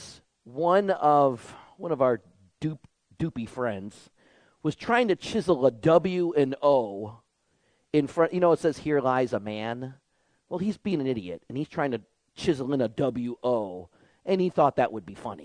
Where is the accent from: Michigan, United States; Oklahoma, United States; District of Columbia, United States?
Michigan, United States; Detroit; growing up in Michigan, in the 1980s, the developments of Detroit, the city I lived